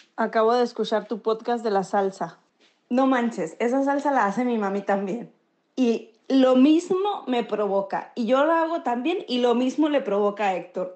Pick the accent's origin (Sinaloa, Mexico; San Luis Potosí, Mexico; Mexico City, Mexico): Sinaloa, Mexico; now in San Diego, United States; Yo soy sinaloense